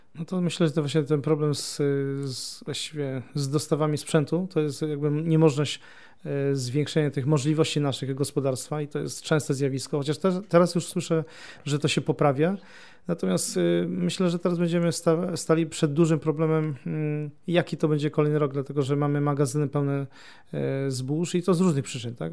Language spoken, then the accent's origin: Polish; near Gniezno, Greater Poland, Poland; ja pochodzę spod Gniezna